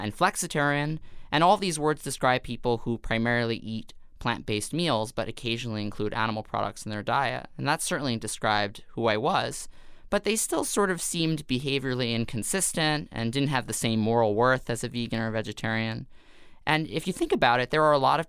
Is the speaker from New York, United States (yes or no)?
yes; New York City, New York, United States; born or raised there